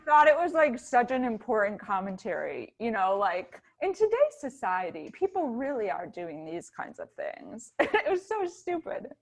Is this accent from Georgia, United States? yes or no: no; Ann Arbor, Michigan, United States; In Ann Arbor, Michigan